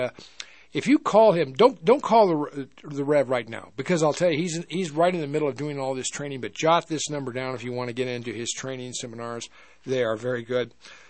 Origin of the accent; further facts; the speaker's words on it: Fort Morgan, Colorado, United States; because I'm a Colorado native. I've been here for a long time.